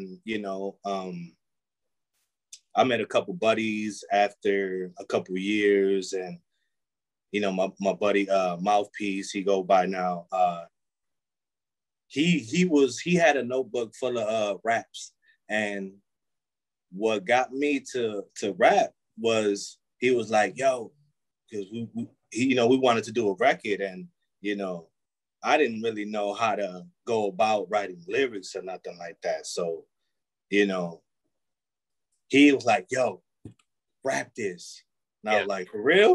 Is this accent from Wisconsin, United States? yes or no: yes; Milwaukee, Wisconsin, United States; also born or lived in Manhattan, New York; Born in Manhattan, New York. Lived out there to a little bit before my teens, so I would say probably like 9, we moved out here to Milwaukee, and yeah, been here ever since.